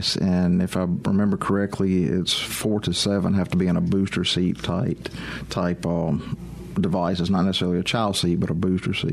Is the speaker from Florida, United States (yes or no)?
no; Meridian, Mississippi, United States; I'm originally from Meridian